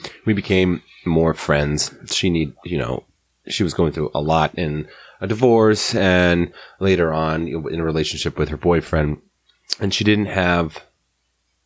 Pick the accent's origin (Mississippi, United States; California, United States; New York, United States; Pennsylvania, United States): California, United States; Alhambra; the house I grew up in Alhambra, we lived on this hill